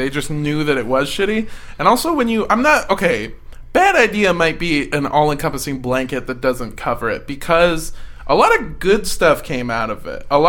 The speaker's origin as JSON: {"language": "English", "region": "Iowa", "country": "United States", "said": "I'm from Iowa, right? So people move here to, like, get away from the crime, but, like, we actually have a lot of crime."}